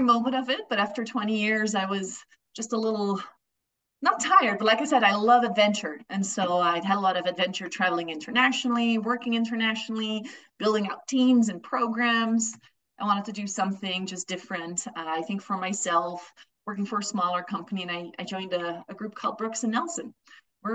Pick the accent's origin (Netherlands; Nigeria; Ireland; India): Netherlands; moved away as an adult; now in Denver, United States; I was born and raised in the Netherlands